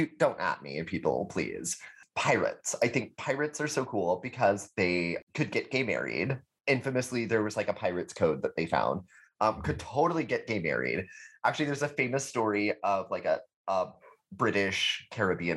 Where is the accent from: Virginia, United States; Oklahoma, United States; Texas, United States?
Texas, United States; I'm from Texas